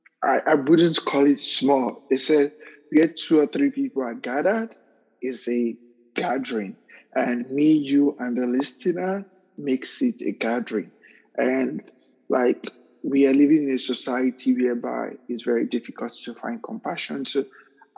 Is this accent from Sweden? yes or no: no; Nigeria; moved away as an adult; also born or lived in Newark, United States; now in United States; I was a victim of mob violence twice in my home country because of my sexual orientation